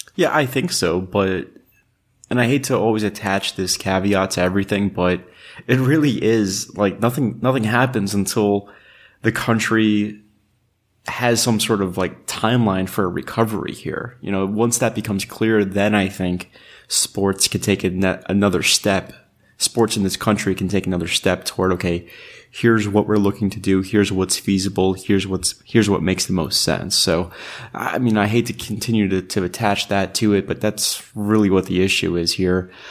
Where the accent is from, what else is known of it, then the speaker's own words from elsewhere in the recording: New York, United States; I grew up in New York